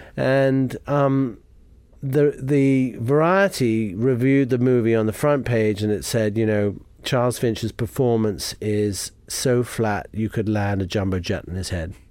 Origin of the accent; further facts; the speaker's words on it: Jamaica; moved away; I grew up in Jamaica